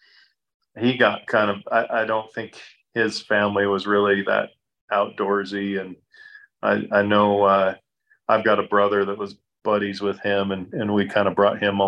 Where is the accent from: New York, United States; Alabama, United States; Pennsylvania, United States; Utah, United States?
Utah, United States; Salt Lake City; also born or lived in Layton, Utah; I'm from the Salt Lake area. Grew up here